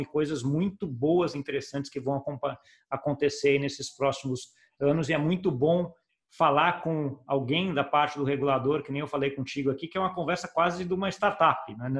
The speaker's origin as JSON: {"language": "Portuguese", "country": "Brazil", "said": "como brasileiro"}